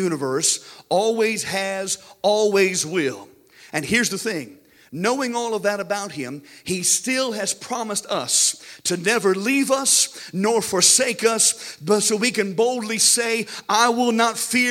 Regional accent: United States; we as American Christians are spoiled.

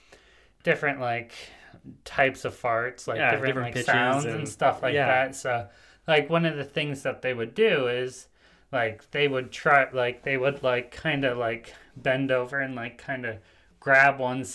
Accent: Paraguay; now in United States; I grew up in Paraguay.

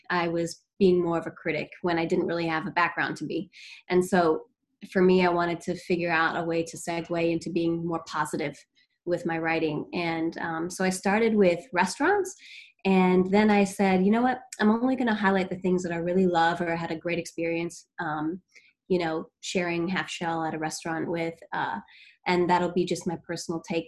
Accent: Maryland, United States; moved away as an adult; also born or lived in Eastern Shore, Maryland / Washington, District of Columbia, United States; now in Boston, United States; I'm from Maryland

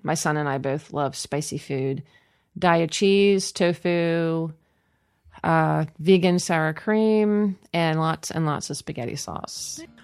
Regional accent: Cumberland, Maryland, United States; I was born in Cumberland

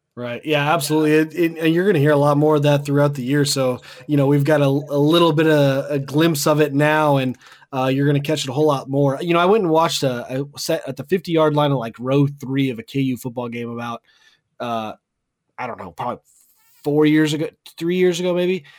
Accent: Wichita, Kansas, United States; also born or lived in Andale, Kansas; I grew up in Wichita and went to school out there.

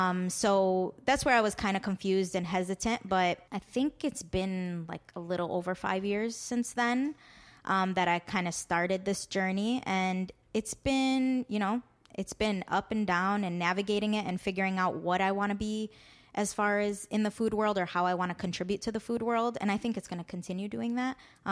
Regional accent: Chicago, Illinois, United States; I grew up around the West Lawn, Marquette Park area. 63rd was a constant in our lives.

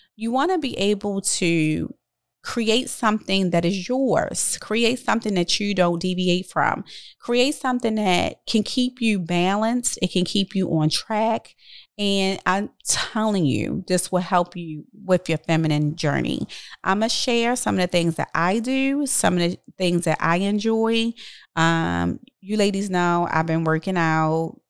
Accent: Baltimore, Maryland, United States; I'm from Baltimore

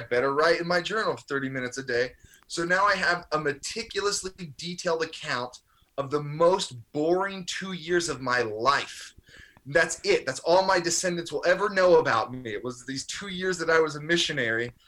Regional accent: Maryland, United States; I grew up in Maryland

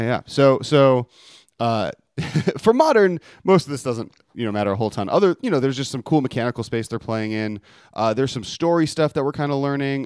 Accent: Los Angeles, California, United States; my hometown of Los Angeles

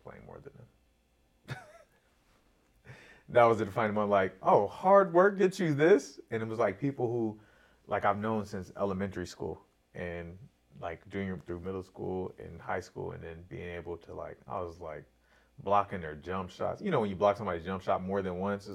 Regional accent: Corona, California, United States; I grew up in Corona.

